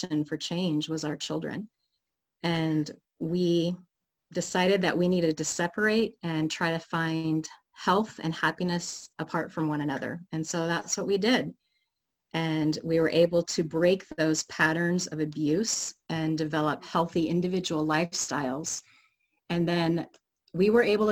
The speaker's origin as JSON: {"language": "English", "region": "Oregon", "country": "United States", "tie": "born or raised there", "moved": "as an adult", "lives_now": "Seattle, United States", "said": "Grew up in Oregon"}